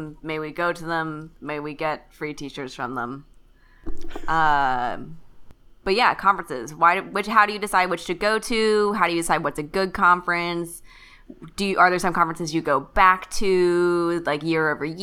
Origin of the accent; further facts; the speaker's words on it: Kentucky, United States; I'm from Kentucky